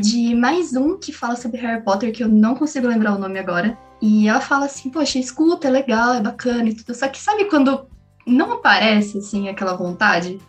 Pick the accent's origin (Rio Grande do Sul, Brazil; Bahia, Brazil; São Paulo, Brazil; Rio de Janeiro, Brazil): São Paulo, Brazil; São Bernardo do Campo; eu sou de São Bernardo, sempre morei a cinco minutos da UFABC